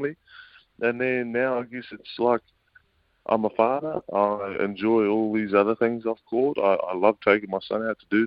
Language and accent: English; Auckland, New Zealand; I was brought up out west in Auckland with my dad and Jason Winyard and my mum, Carmen